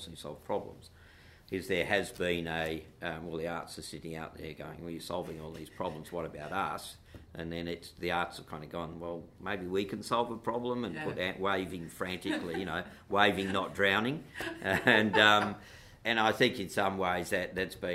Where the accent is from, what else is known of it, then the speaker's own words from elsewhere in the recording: Perth, Western Australia, Australia; I'm a white boy growing up in Perth